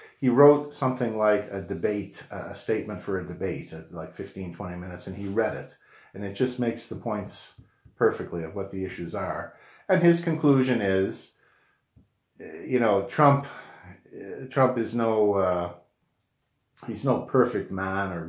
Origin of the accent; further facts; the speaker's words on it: Canada; I'm a Canadian citizen. I don't vote in the U.S.